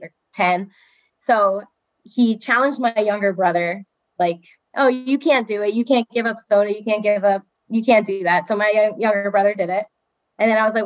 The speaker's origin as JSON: {"language": "English", "town": "Robbinsville", "region": "New Jersey", "country": "United States", "tie": "born or raised there", "said": "I grew up in Robbinsville, New Jersey"}